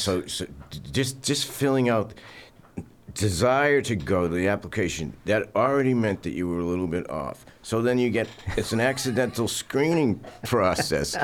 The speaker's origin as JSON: {"language": "English", "town": "Burlington", "region": "Massachusetts", "country": "United States", "tie": "born or raised there", "said": "I was very Norman Rockwell-ish growing up in Burlington, Mass"}